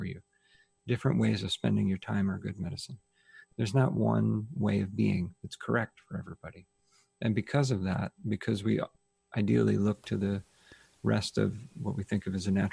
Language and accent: English; Ohio, United States; I grew up in Ohio